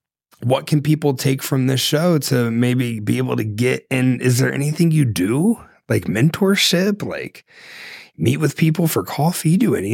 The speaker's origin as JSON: {"language": "English", "region": "Ohio", "country": "United States", "said": "I'm from Ohio."}